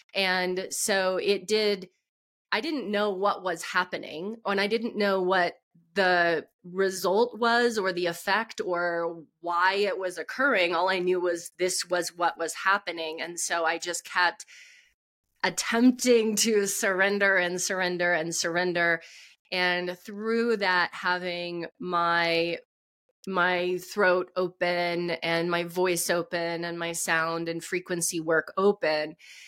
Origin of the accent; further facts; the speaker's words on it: Texas, United States; because I grew up in Texas, so I knew about Pentecostal churches, and I knew that there was a thing called speaking in tongues.